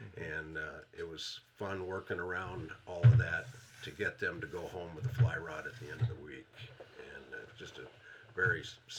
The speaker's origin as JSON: {"language": "English", "town": "Canton", "region": "Michigan", "country": "United States", "said": "I'm from Canton, Michigan, down between Detroit and Ann Arbor. Been in Michigan for 37 years."}